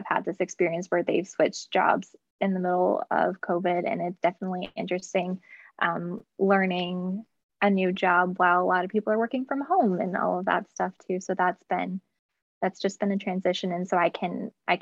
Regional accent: southeastern Pennsylvania, United States; moved away as an adult; now in Capital Region, New York, United States; I actually was born and raised in southeastern Pennsylvania

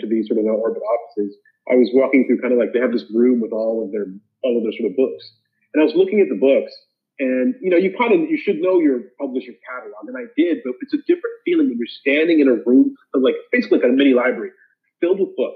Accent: Zambia; I grew up in Zambia, which is in Central Africa.

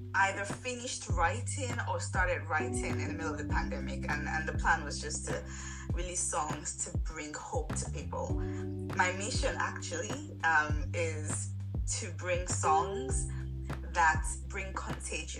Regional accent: Nigeria; now in Derby, United Kingdom; I live in a city called Derby in UK. I'm originally from Nigeria.

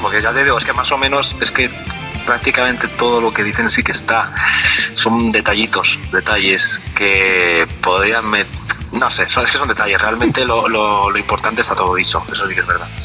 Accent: Valencian Community, Spain; yo soy valenciano de, esta región de España

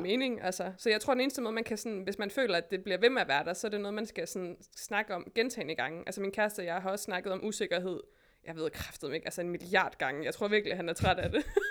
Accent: West Jutland, Denmark; also born or lived in Berlin; now in Copenhagen, Denmark; jeg er jo fra Vestjylland

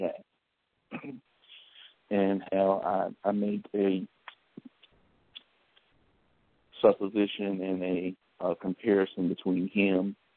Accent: Macon, North Carolina, United States; my hometown, Macon, North Carolina, turning 100 years old

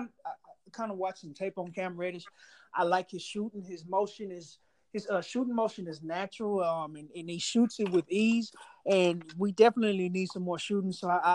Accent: Houston, Texas, United States; I'm from Houston

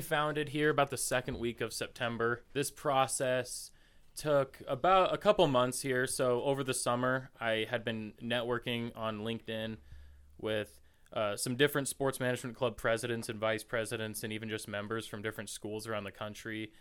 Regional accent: Camas, Washington, United States; moved away as an adult; now in Moscow, Idaho, United States; I'm a junior here at the University of Idaho from Camas, Washington, which is just north of Portland, Oregon

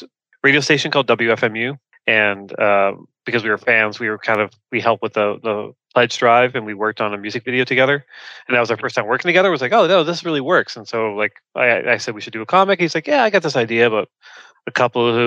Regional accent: Canada; now in Toronto, Canada; Toronto. Yeah. Yeah, I'm a Canadian

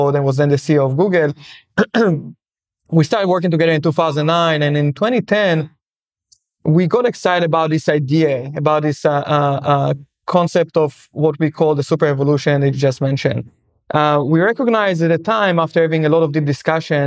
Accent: Israel; moved away as an adult; I'm from Israel originally

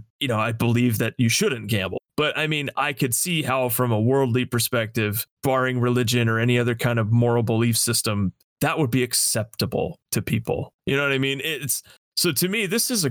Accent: Las Vegas, Nevada, United States; I grew up in Las Vegas. I spent my entire life there

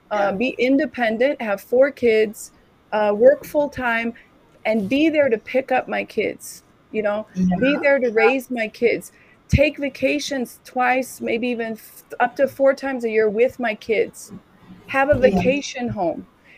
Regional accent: San Francisco, California, United States; also born or lived in Africa / Germany; So I'm from San Francisco. I lived there from all my adult life. All right. Before that, I lived in Africa. I lived in Germany. I lived in the islands.

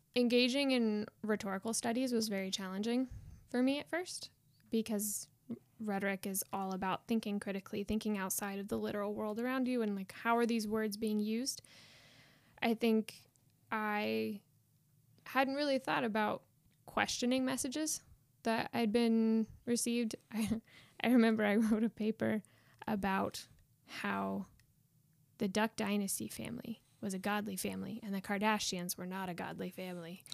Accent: Winchester, Indiana, United States; moved away as an adult; now in Belfast, United Kingdom; I grew up in Winchester, Indiana, not too far from here

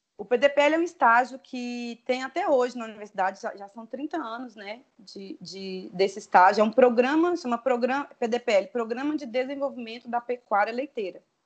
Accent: near the border with Bahia, interior of Espírito Santo, Brazil; moved away; also born or lived in Curvelo, Minas Gerais; eu sou do interior do Espírito Santo, divisa com Bahia, inclusive, né? perto do sul da Bahia

